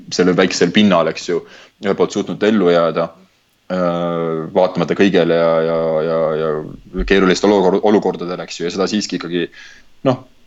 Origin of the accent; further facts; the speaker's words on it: Estonia; moved away; ma olen Eestist